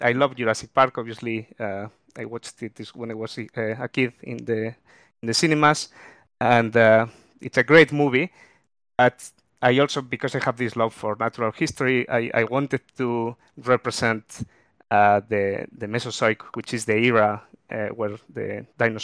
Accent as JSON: {"language": "English", "country": "Spain", "moved": "as an adult", "lives_now": "Melbourne, Australia", "said": "even though I've been here for about 11 years, I'm originally from Spain"}